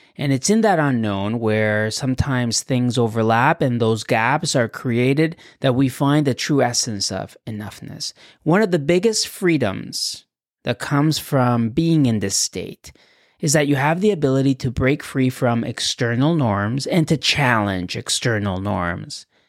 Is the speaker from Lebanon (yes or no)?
no; Acapulco, Guerrero, Mexico; English is a second language; now in Canada; I was born in Acapulco, a resort town on Mexico's Pacific coast